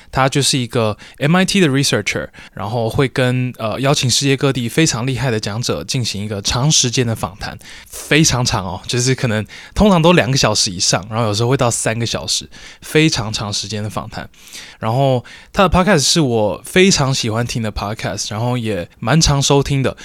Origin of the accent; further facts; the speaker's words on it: Taiwan; 在听说读写里面，算是我们台湾人比较差的嘛。